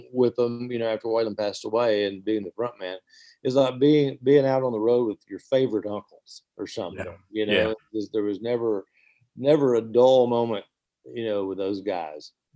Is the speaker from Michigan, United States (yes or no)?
no; Hiawassee, Georgia, United States; also born or lived in Blairsville, Georgia / Nashville, Tennessee; I was born in North Georgia Mountains in a little town called Hiawassee, Georgia